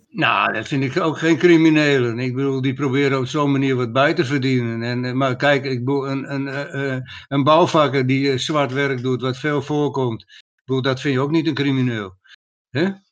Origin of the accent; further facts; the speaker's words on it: Friesland, Netherlands; hebben wij als Friesen nog op onze gedenksteen staan bij Warns